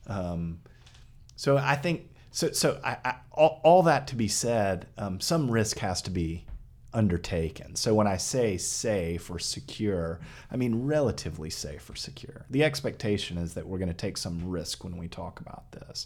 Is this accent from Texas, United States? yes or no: yes; Texas, United States; moved away; I grew up in Texas